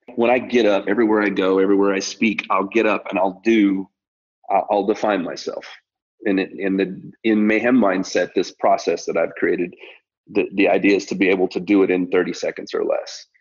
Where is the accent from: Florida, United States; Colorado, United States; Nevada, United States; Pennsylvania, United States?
Colorado, United States; now in Tennessee, United States; I'm a kid from Colorado and spent most of my formidable years in, in Colorado and now living in Tennessee here